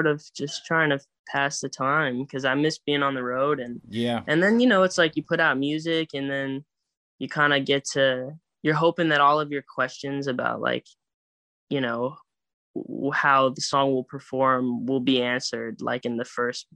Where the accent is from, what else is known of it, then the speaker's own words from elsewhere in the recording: Phoenix, Arizona, United States; now in Huntington Beach, United States; I'm from Phoenix